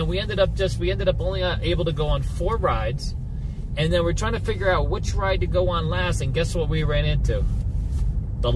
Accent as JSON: {"language": "English", "region": "Northeast", "country": "United States", "tie": "born or raised there", "also_born_or_lived": "New York", "moved": "yes", "lives_now": "Las Vegas, United States", "said": "Growing up in the Northeast"}